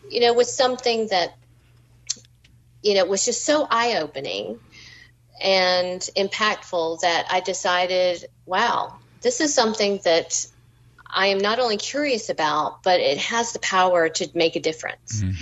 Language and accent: English; Southern United States, United States; being Southern and being American and being female is really a big part of who I am. And the food and food traditions is a part of my DNA as well.